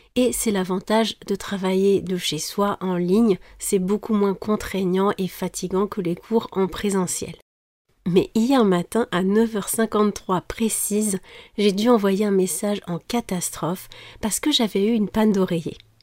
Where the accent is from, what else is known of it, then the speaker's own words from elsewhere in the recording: France; je suis française